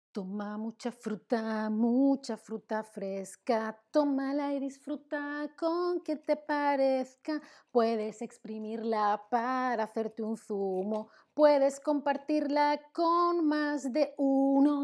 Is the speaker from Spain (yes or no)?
yes; Spain; Yo, que soy de España, yo digo zumo